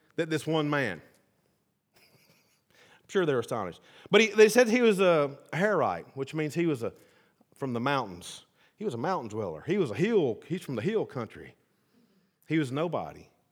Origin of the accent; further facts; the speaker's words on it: the South, United States; I'm from the South